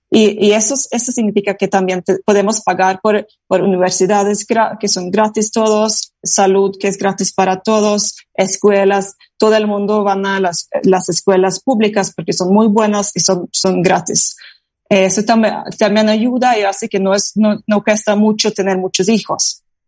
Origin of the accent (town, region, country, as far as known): Norway